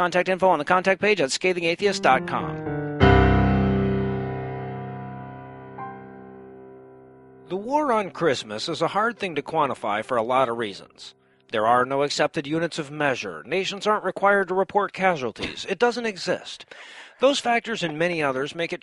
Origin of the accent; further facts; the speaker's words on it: Georgia, United States; my home state of Georgia